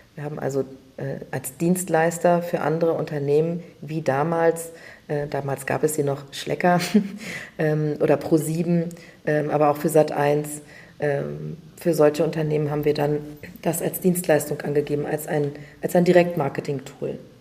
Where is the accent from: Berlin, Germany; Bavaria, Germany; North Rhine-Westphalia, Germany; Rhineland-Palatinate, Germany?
Berlin, Germany; Ich bin tatsächlich aufgewachsen in Wannsee und zwar sogar auf der richtigen Insel Wannsee